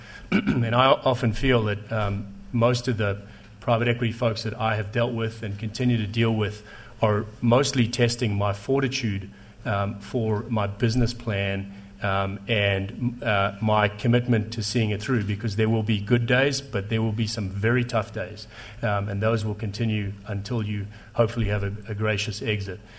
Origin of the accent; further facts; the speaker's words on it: South Africa; moved away; I speak Afrikaans and Zulu too, because I grew up in South Africa